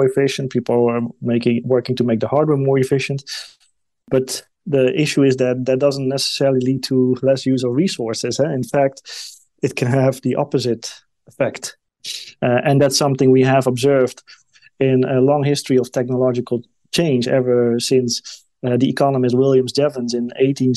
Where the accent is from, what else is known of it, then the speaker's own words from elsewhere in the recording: Netherlands; my home country, the Netherlands